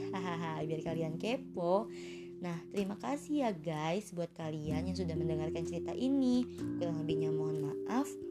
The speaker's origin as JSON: {"language": "Indonesian", "region": "Jakarta", "country": "Indonesia", "tie": "born or raised there", "also_born_or_lived": "West Java", "said": "gue sendiri sih lahir di Jawa Barat tapi sekitar usia 3 bulan gue udah diboyong ke Jakarta nih beda sama adik gue yang emang lahir di Jakarta."}